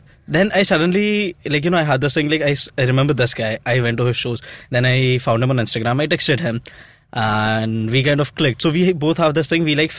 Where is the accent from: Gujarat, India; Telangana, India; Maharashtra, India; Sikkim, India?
Gujarat, India; Ahmedabad; moved away as an adult; now in Mumbai, India; I'm not from Mumbai. I am from Ahmedabad.